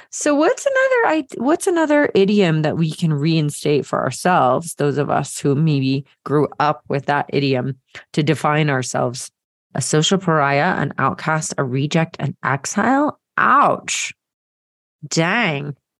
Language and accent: English; Marietta, Georgia, United States; growing up in Marietta, Georgia, and going to the Presbyterian Church